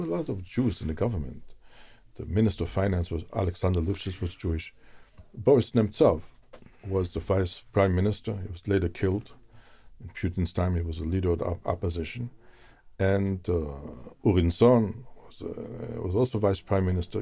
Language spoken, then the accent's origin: English; Zurich, Switzerland; moved away; also born or lived in Israel / Moscow, Russia; I was born in Switzerland, in Zurich.